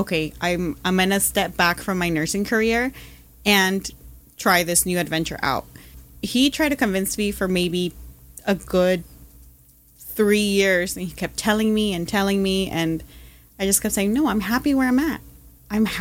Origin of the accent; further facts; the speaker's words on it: Anaheim, California, United States; I grew up in Anaheim